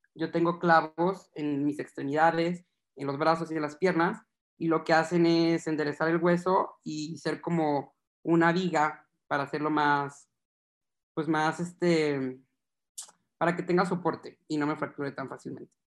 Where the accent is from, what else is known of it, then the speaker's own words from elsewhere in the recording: Guadalajara, Jalisco, Mexico; Yo soy de Guadalajara, Jalisco